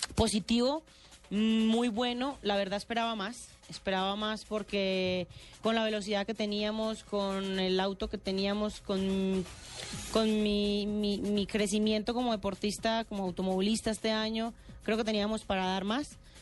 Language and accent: Spanish; Medellín, Antioquia, Colombia; yo soy de Medellín